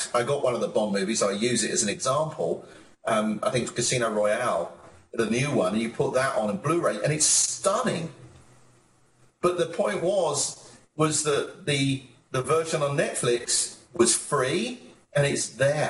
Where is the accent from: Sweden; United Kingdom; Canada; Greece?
United Kingdom; moved away as an adult; also born or lived in United States; as a Brit, when I first came to America